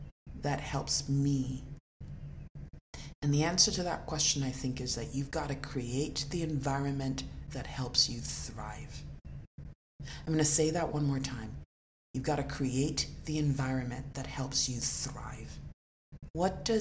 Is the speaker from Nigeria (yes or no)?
yes; Nigeria; moved away; I was born in Nigeria and I grew up in a country of black people.